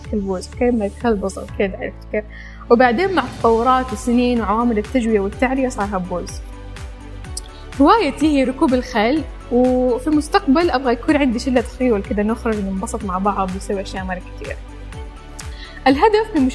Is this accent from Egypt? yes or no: no; Iraq; also born or lived in Sudan / Saudi Arabia; now in Malaysia; انا عراقيه اتولدت في السودان وعشت في السعوديه وحاليا جالسه ادرس في ماليزيا